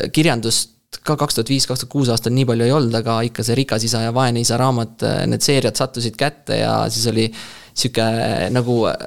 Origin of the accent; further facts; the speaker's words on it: Rapla, Rapla County, Estonia; ma olen Raplast pärit